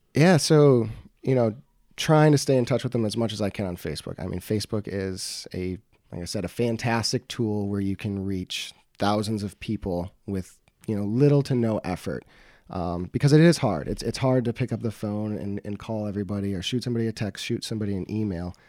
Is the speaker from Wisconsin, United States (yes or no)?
yes; Beloit, Wisconsin, United States; I was born and raised in Beloit